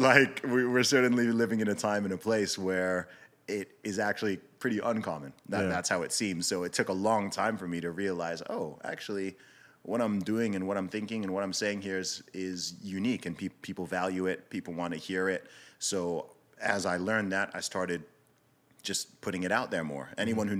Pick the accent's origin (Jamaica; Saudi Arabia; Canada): Saudi Arabia; also born or lived in United Kingdom; So I was born in the UK. I grew up primarily in Saudi Arabia. My family background is from Nigeria.